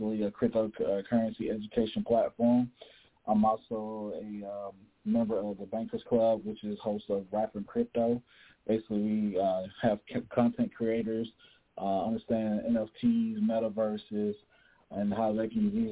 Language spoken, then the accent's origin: English; LaGrange, Georgia, United States; now in Dayton, United States; I'm from LaGreen, Georgia